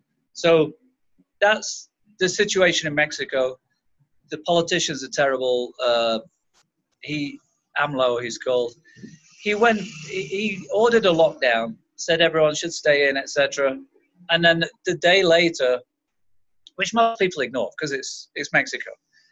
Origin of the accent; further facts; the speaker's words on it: England, United Kingdom; I say I'm English. I'm from England.